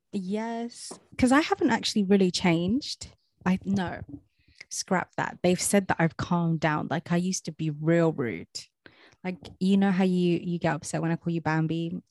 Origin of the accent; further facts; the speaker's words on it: London, United Kingdom; moved away as an adult; I am from Southeast London